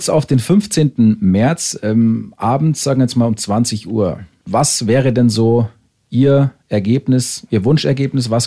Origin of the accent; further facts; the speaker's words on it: Munich, Bavaria, Germany; München ist für mich. Meine Heimat und wird auch meine Heimat bleiben.